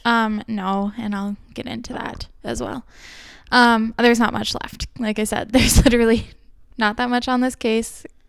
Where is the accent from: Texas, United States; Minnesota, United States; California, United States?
Minnesota, United States; Minneapolis; we're probably from the Twin Cities